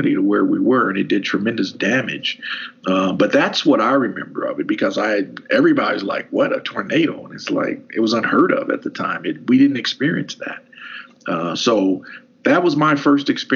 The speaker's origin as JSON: {"language": "English", "area": "Hardin County", "region": "Kentucky", "country": "United States", "tie": "born or raised there", "said": "growing up in Hardin County"}